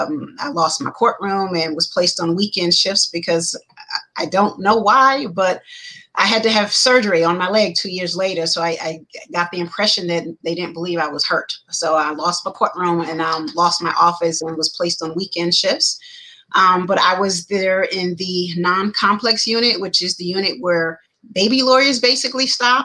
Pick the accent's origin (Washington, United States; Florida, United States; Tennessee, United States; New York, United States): New York, United States; moved away as an adult; also born or lived in Charleston, South Carolina / Pennsylvania; now in Georgia, United States; I am originally from New York. Depending on who you ask, I grew up partly in New York and was born in New York and grew up partly in Charleston, South Carolina